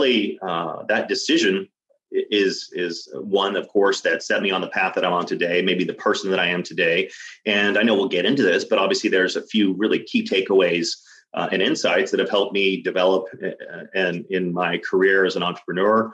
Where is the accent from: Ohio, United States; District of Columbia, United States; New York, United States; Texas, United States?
Texas, United States; Dallas; I grew up in Dallas, Texas